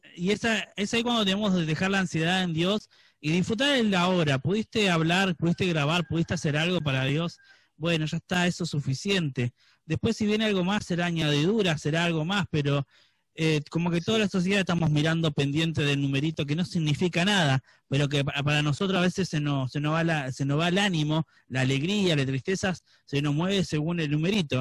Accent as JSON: {"language": "Spanish", "town": "Florencio Varela", "region": "Buenos Aires Province", "country": "Argentina", "tie": "born or raised there", "said": "nosotros los que nacimos en, zona sur, en Florencio Varela y demás"}